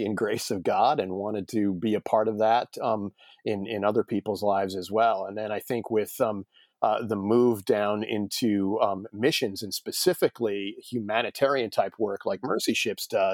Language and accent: English; New York, United States; moved away as an adult; also born or lived in Texas; now in Connecticut, United States; I'm originally from New York, born and raised in New York, spent most of my life in New York